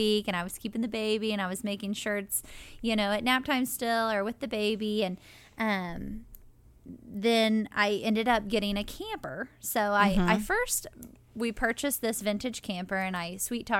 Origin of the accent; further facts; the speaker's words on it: Seymour, Indiana, United States; I am from Seymour